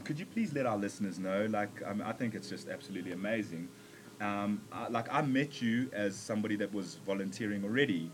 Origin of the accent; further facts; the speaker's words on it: South Africa; also born or lived in Zambia; I'm from Zambia and uh, like South Africa is my home. I've grown up here, made friends here, everything.